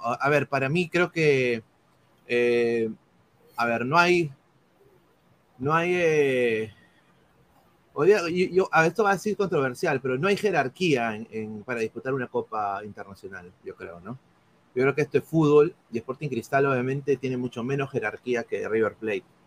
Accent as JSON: {"language": "Spanish", "country": "Peru", "said": "nosotros somos peruanos"}